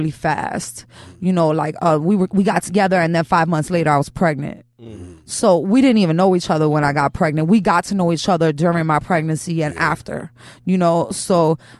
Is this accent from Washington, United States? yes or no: no; New York City, New York, United States; I'm from Chelsea